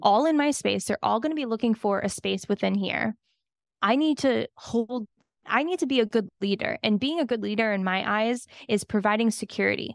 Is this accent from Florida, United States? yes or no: yes; Miami, Florida, United States; I'm from Miami